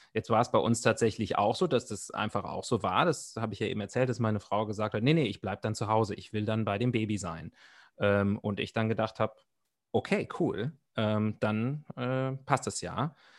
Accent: Germany; bei uns in Deutschland

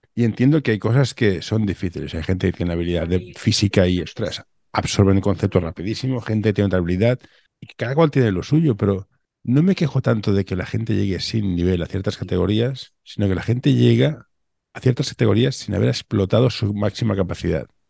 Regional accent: Barcelona, Catalonia, Spain; yo soy de Barcelona

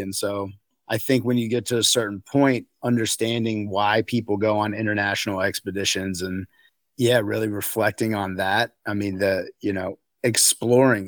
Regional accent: outside of Raleigh, North Carolina, United States; now in Crested Butte, United States; I was raised in, outs, outside of Raleigh, North Carolina

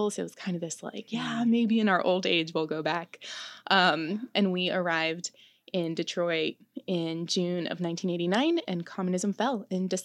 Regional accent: Greece; born there; as she left Romania, and she was the one to leave first. And I was born in Greece.

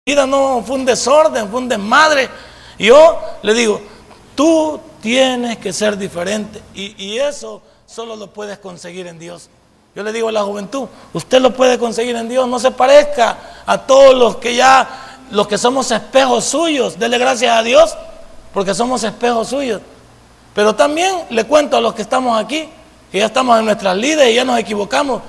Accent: El Salvador; esa palabra que tenemos en el folclore salvadoreño

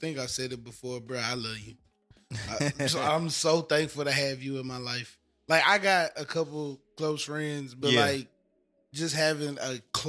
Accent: the South, United States; Well, from the South, I'm from the South. We from the South.

